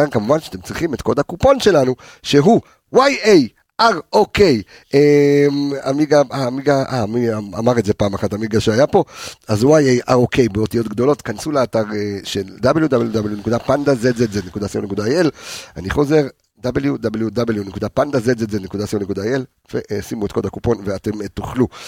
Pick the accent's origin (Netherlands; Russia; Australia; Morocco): Morocco; also born or lived in Switzerland; now in Israel; אני מרוקאי, בסדר? אסלי, בסדר? זאת אומרת שאנחנו... בארמון של מלח היית. לא, לא, עלי, עוד פעם, עליתי לארץ ממרוקו, אוקיי? דרך שווייץ. נולדתי בשווייץ, אבל עלינו לארץ ממרוקו